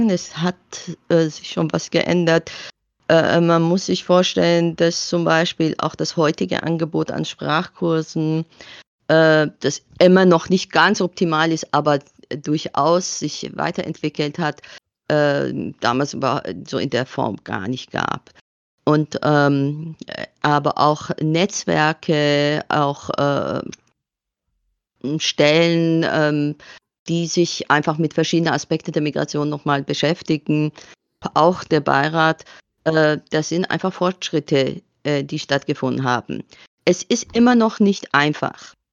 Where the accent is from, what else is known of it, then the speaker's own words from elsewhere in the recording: Iran; now in Bamberg, Germany; Ich glaube, ich bin mittlerweile tatsächlich ähm, Bambergerin, die aus dem Iran stammt weil ich tatsächlich die größere Hälfte me äh, äh, meines Lebens äh, hier in Bamberg verbracht habe